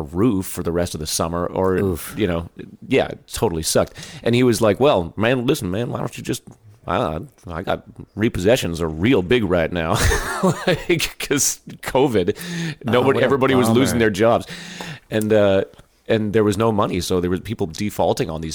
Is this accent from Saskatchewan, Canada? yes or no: no; Ottawa Valley, Ontario, Canada; moved away as an adult; now in Austin, United States; I grew up in the Ottawa Valley